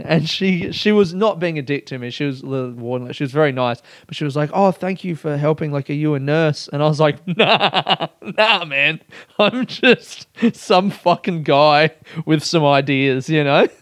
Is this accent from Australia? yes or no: yes; Adelaide, South Australia, Australia; now in Coburg, Australia; I grew up in Adelaide